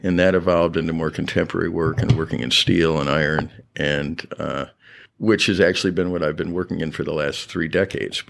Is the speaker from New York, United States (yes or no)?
yes; Syracuse, New York, United States; moved away as an adult; also born or lived in Maine; now in Galveston, United States; I grew up in Syracuse, New York, upstate New York